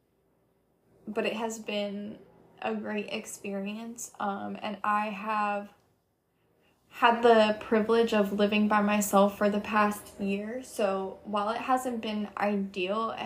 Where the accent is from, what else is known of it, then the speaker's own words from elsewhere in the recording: Monmouth County, New Jersey, United States; moved away as an adult; now in Gainesville, United States; I am originally from Monmouth County, New Jersey, but I moved to Gainesville, Florida in the summer of 2020 during COVID